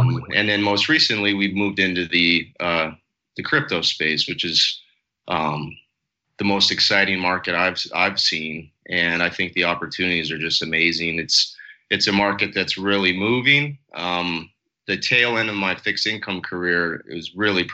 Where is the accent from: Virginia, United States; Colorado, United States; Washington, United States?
Colorado, United States; moved away as an adult; now in South Florida, United States; I'm from Colorado originally